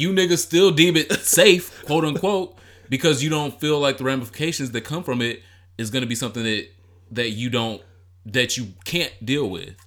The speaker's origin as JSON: {"language": "English", "town": "Detroit", "region": "Michigan", "country": "United States", "said": "I'm from Detroit"}